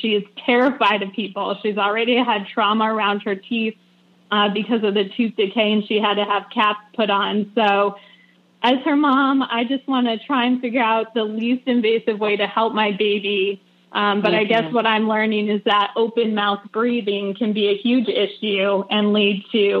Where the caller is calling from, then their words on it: Asheville, North Carolina, United States; I'm calling from Asheville, North Carolina.